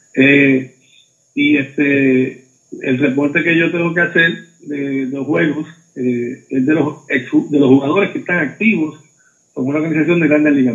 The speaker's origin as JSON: {"language": "Spanish", "town": "Mayagüez", "country": "Puerto Rico", "tie": "born or raised there", "said": "yo me crié, obviamente, soy nacido en Mayagüez"}